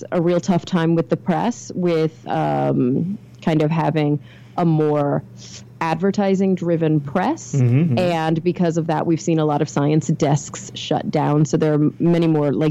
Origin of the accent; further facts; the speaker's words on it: Texas, United States; now in Los Angeles, United States; I grew up in Texas, which is a very conservative part of the United States. Now I live in Los Angeles